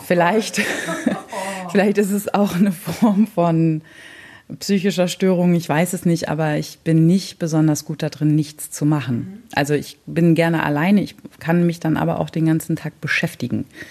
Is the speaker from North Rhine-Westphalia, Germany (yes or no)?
no; Hannover area, Lower Saxony, Germany; now in near Bremen, Germany; naja, so Hannover